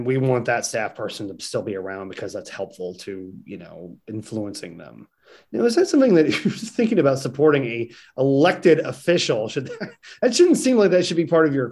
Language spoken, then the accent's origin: English; Senator Esslinger's district, Missouri, United States; I'm from Senator Esslinger's district. That's where I'm originally from